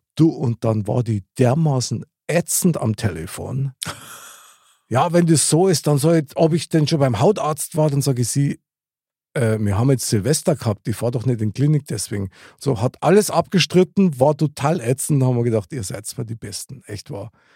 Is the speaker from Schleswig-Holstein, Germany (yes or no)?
no; Bavaria, Germany; als Bayer